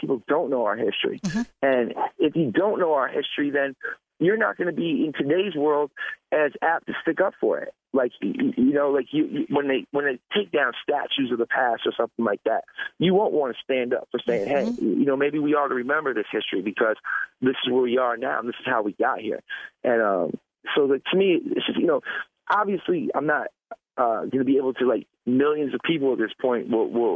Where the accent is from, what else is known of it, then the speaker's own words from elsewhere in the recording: Florida, United States; growing up in Florida